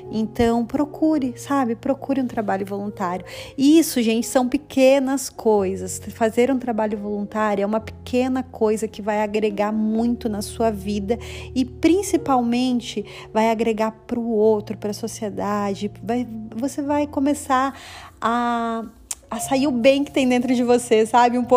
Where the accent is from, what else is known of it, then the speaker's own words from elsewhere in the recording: Brazil; now in Canada; foi assim que eu também comecei a plantar aqui no Canadá, porque é, quando eu vim do Brasil, gente, eu já tinha plantado lá e eu já estava colhendo no Brasil, sabe?